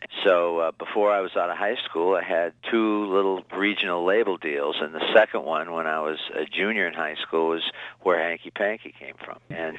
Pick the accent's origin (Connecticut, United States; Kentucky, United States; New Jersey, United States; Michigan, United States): Michigan, United States; Niles; moved away; also born or lived in Dayton, Ohio / Wisconsin; I was brought up in consider my hometown, Niles, Michigan.